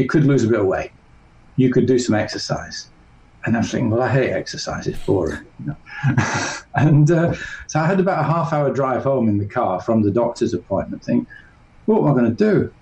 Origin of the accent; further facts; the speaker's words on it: north of England, United Kingdom; I grew up in England, in the north of England.